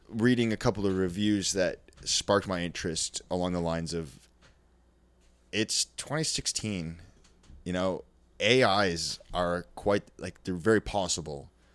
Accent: Canada; I grew up in Canada, small fucking little white s, town full of snow

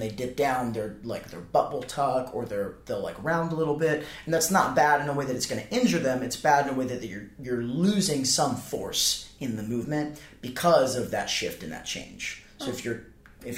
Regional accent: the South, United States; I'm from the South

